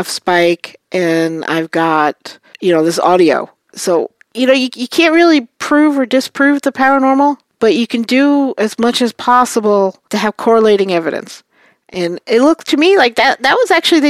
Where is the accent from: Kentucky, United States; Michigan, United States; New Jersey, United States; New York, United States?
New York, United States; New York City; I'm from Brooklyn